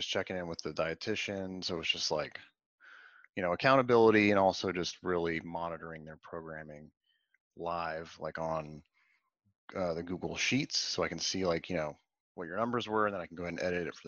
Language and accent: English; Atlanta, Georgia, United States; also born or lived in Washington, D.C.; now in Raleigh, United States; I'm originally from Atlanta